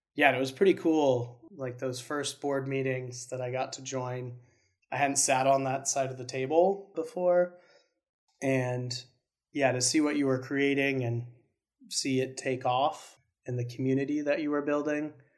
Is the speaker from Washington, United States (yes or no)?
yes; Spokane, Washington, United States; moved away as an adult; move back home to my hometown in Spokane